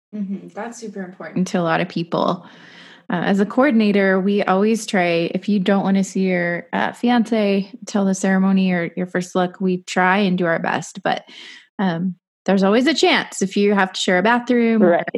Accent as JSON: {"language": "English", "town": "Boise", "region": "Idaho", "country": "United States", "tie": "born or raised there", "moved": "as an adult", "said": "Idaho and um, it's my home state"}